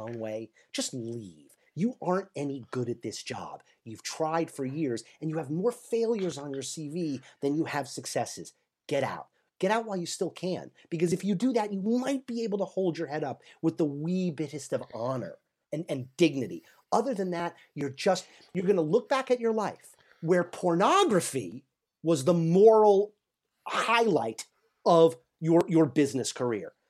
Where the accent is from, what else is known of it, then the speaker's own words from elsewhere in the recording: New York, United States; I am originally from New York. I still live in New York State